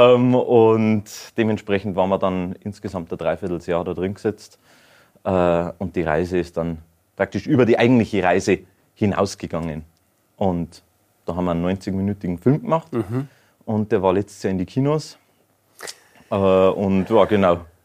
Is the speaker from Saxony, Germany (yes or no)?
no; Bavaria, Germany; bei uns in Bayern